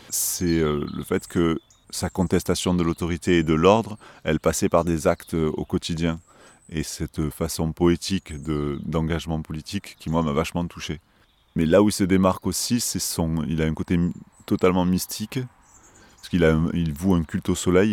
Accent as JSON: {"language": "French", "town": "Marseille", "region": "Provence-Alpes-Côte d'Azur", "country": "France", "said": "en tant que Marseillais, j'ai toujours euh, senti que j'étais Marseillais"}